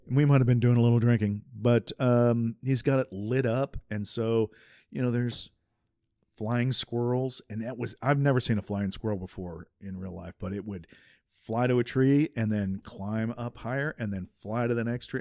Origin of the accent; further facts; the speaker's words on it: Southeast, United States; I grew up in the Southeast